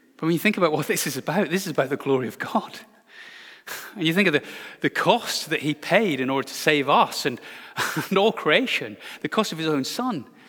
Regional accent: Glasgow, Scotland, United Kingdom; my hometown of Glasgow

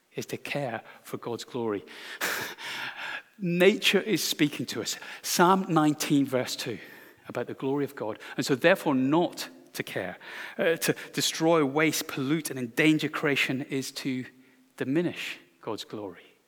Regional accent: Glasgow, Scotland, United Kingdom; my hometown of Glasgow

